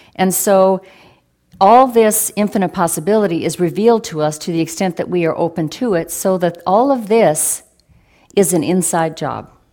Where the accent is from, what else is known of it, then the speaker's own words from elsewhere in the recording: Oregon, United States; a young person growing up in Rillsburg, Oregon